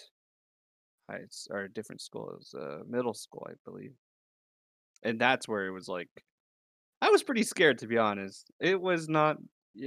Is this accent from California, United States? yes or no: yes; Atwater, California, United States; also born or lived in Modesto; We moved to Atwater, and that's where I was born and raised.